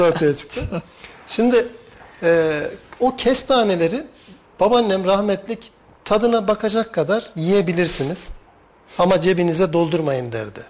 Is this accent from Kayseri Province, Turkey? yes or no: yes; Talas, Kayseri Province, Turkey; biz çocukken çay bağlarında bağımız var. Talaslıyım bu arada ben.